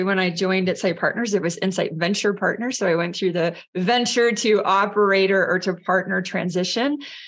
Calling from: San Francisco, California, United States; I am zooming in from San Francisco this morning.

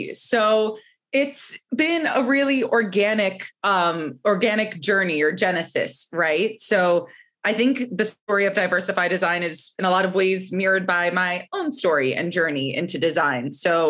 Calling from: New York City, New York, United States; I am calling in from Brooklyn, New York this morning.

